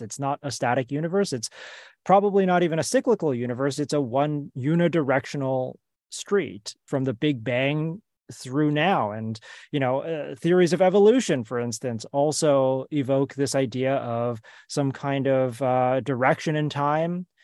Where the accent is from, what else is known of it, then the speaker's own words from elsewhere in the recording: United States; I grew up in the United States